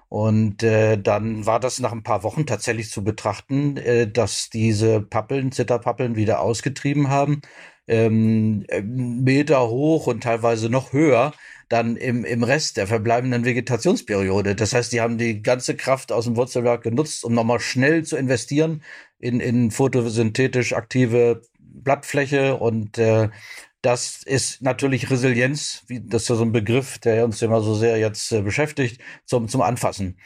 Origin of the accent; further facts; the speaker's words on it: Brandenburg, Germany; bei uns in Brandenburg